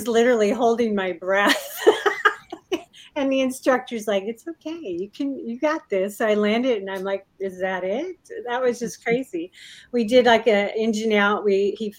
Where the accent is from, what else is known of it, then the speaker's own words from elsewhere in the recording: Puyallup, Washington, United States; I grew up in Puyallup, kind of on a farm